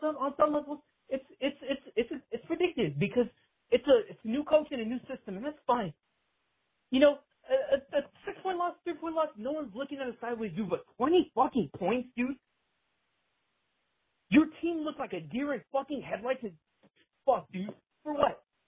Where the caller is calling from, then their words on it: Harlingen, Texas, United States; from Harlingen, Texas, you know, South Texas, real rural. You know, a bunch of Mexicans down here